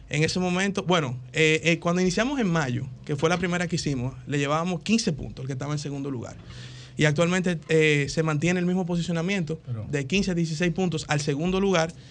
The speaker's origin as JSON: {"language": "Spanish", "country": "Dominican Republic", "said": "lo digo como ciudadano dominicano"}